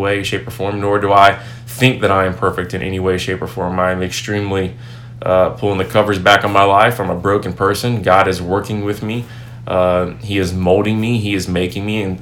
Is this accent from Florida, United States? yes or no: yes; Tampa, Florida, United States; now in Wilmore, Kentucky, United States; I'm originally from Tampa, Florida, so I'm very familiar with that area.